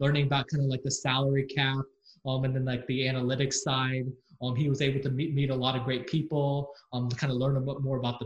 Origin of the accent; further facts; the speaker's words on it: San Antonio, Texas, United States; also born or lived in Austin; I went to Austin for school, but I was born and raised in San Antonio. And I lived there my entire life